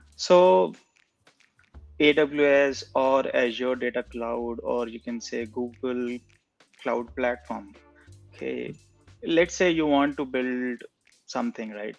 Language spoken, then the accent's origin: English; India; I am basically from India